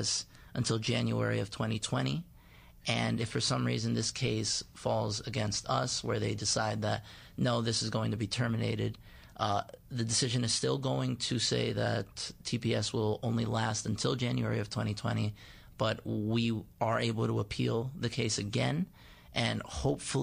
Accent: Long Island, New York, United States; I'm from Long Island, New York

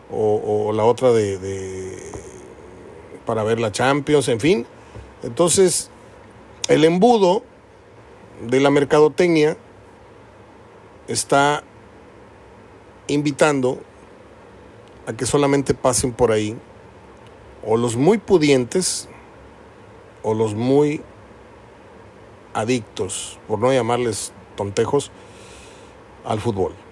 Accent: Mexico; Que como buenos mexicanos se va a saber apenas nada de la verdad.

